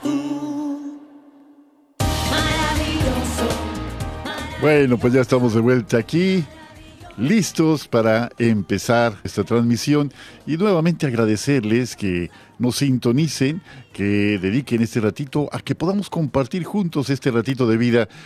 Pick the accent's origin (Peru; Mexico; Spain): Mexico; Guadalajara, Jalisco; now in Mérida, Mexico; yo viví muchos años en Guadalajara, yo soy tapatío, ¿no? Pero eh, yucateco ya por adopción